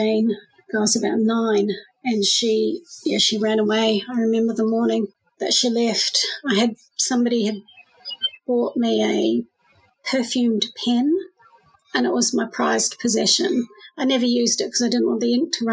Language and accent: English; Auckland, New Zealand; now in Melbourne, Australia; I was born in Auckland, New Zealand